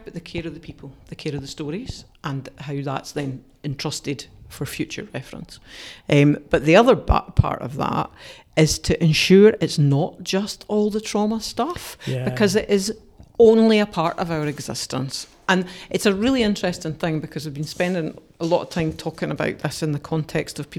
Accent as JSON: {"language": "English", "town": "Dumfries", "region": "Scotland", "country": "United Kingdom", "tie": "born or raised there", "said": "I hadn't had a good experience growing up in Dumfries"}